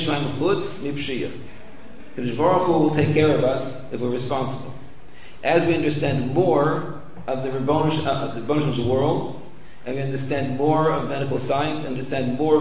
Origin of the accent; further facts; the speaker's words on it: Canada; I grew up in Canada